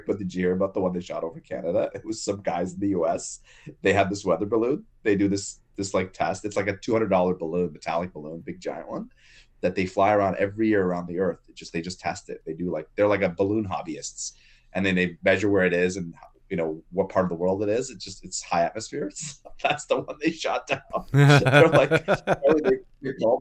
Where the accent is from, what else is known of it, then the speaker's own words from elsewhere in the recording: Lebanon; moved away; I'm from Lebanon, and we have bathrooms that are just troughs